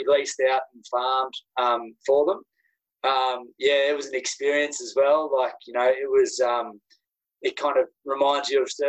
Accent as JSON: {"language": "English", "country": "Australia", "said": "being Australian over there is that I had nothing to gain from any actions."}